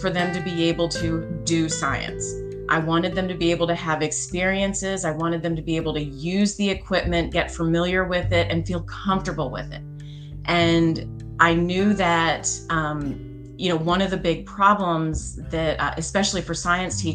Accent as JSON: {"language": "English", "region": "Pennsylvania", "country": "United States", "tie": "born or raised there", "said": "I grew up in Pennsylvania"}